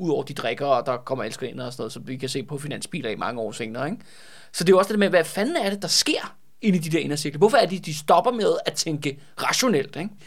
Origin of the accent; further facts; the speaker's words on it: Copenhagen, Capital Region of Denmark, Denmark; jeg er jo også københavner